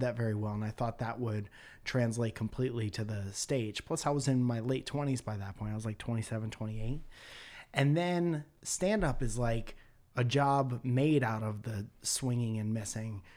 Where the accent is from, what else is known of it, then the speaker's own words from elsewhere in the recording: Connecticut, United States; moved away; I'm from Connecticut.